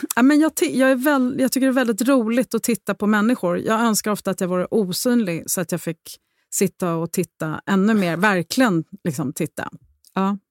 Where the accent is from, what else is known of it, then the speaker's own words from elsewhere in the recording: Rome, Lazio, Italy; moved away as an adult; jag är uppvuxen i Rom delvis